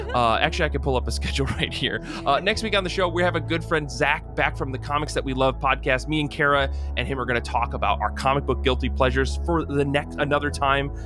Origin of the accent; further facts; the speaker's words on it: Michigan, United States; now in New Jersey, United States; born and raised in Michigan, now I live out in big old New Jersey